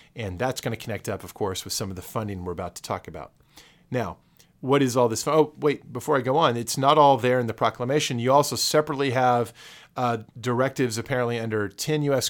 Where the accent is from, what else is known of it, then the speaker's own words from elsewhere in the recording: Texas, United States; a Texan who loves Big Bend.